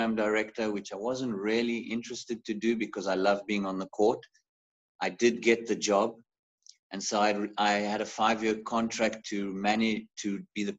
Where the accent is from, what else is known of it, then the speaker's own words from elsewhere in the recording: Zimbabwe; now in South Africa; when I grew up in Africa. I was actually born in Zimbabwe